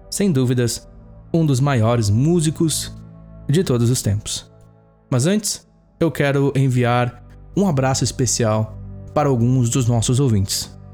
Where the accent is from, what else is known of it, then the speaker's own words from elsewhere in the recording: Campo Bom, Rio Grande do Sul, Brazil; … na minha cidade natal de Campo Bom, no Vale dos Sinos.